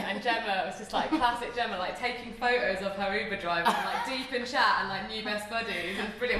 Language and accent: English; United Kingdom; We're so British.